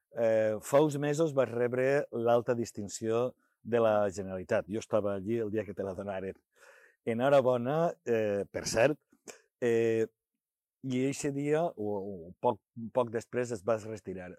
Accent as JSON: {"language": "Catalan", "town": "Sueca", "region": "Valencian Community", "country": "Spain", "tie": "born or raised there", "said": "la Mare Déu de Sales, que és la del meu poble"}